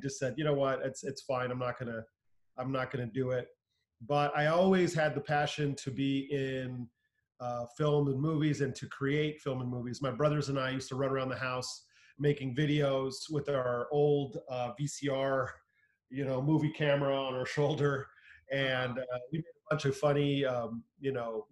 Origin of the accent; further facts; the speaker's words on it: Southern California, United States; I grew up here in Southern California